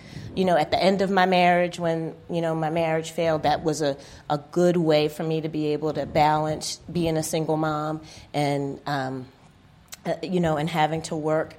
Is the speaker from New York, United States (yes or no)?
no; Philadelphia, Pennsylvania, United States; moved away as an adult; also born or lived in Germany; I grew up in Philadelphia, and I went to all school there, college in Philadelphia